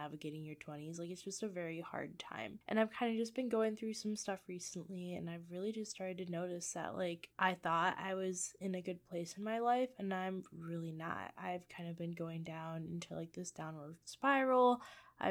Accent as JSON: {"language": "English", "region": "Michigan", "country": "United States", "moved": "as an adult", "lives_now": "Iowa, United States", "said": "I live in Iowa. I'm originally from Michigan"}